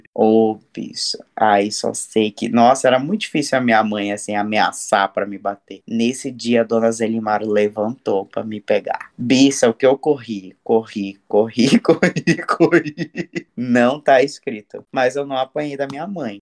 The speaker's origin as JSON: {"language": "Portuguese", "country": "Brazil", "said": "a gente, como brasileiro"}